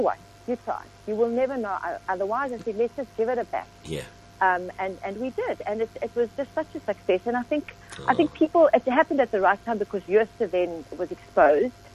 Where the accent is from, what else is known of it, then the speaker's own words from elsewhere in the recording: Johannesburg, Gauteng, South Africa; moved away as an adult; also born or lived in Pretoria / Cape Town; now in Stellenbosch, South Africa; So Johannesburg is my first memory